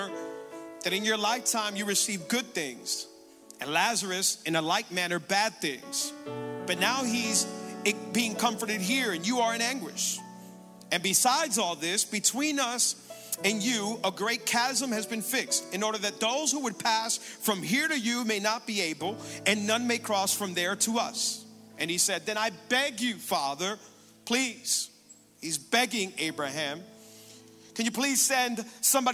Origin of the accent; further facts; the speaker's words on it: Hialeah, Florida, United States; also born or lived in Cutler Ridge, Florida; I'm originally born and raised in Hialeah